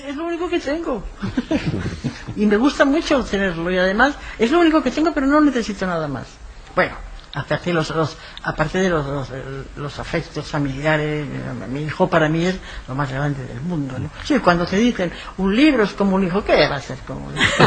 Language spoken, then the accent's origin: Spanish; Ferrol, Galicia, Spain; yo, mm, viví, crecí, estudié aquí en Ferrol